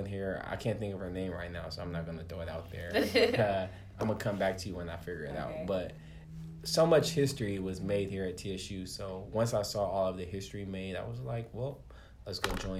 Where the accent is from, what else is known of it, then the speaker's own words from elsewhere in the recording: Los Angeles, California, United States; I'm not a country boy. Like I said, I'm from Los Angeles.